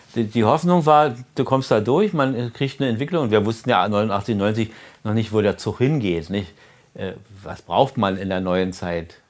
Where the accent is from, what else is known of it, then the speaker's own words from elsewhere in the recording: Berlin, Germany; als Berliner